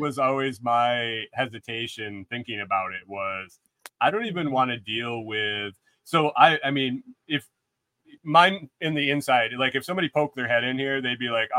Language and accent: English; Western New York, United States; also born or lived in Buffalo; I grew up in Western New York and went to school in Buffalo